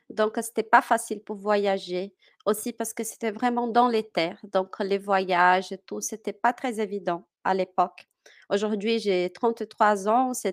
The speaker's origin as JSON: {"language": "French", "region": "Minas Gerais", "country": "Brazil", "tie": "born there", "second_language": "French", "said": "Moi, je suis née à Minas Gerais que c'est euh, bah, à l'intérieur du continent, dans les mmh. terres du continent. Je suis née là-bas."}